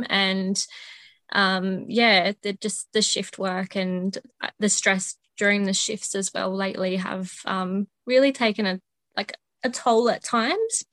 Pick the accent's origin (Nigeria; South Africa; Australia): Australia; Adelaide, South Australia; also born or lived in Northern Territory; I am from Adelaide. I've lived here most of my life.